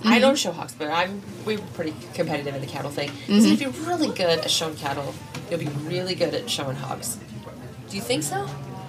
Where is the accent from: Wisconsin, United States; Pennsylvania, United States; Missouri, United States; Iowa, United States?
Iowa, United States; Cedar County; We're from Cedar County